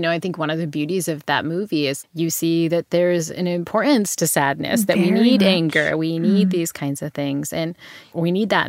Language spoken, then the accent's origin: English; New Bedford, Massachusetts, United States; Yeah. So, I mean, I grew up in New Bedford, Massachusetts, which is, you know, if you read your Moby Dick, it's the town where, you know, Ishmael sails off.